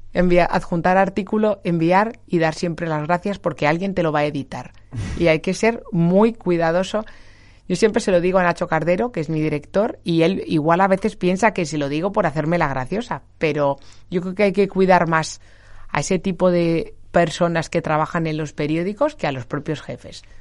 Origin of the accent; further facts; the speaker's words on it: Getafe, Community of Madrid, Spain; la patrona de mi pueblo, de Getafe